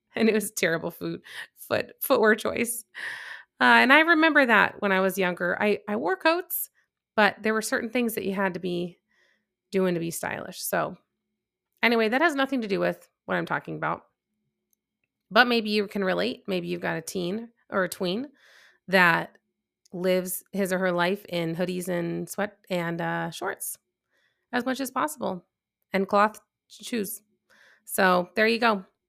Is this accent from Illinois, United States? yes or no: yes; Chicago, Illinois, United States; moved away as an adult; now in North Texas, United States; I'm from Chicago. I'm used to the cold temperatures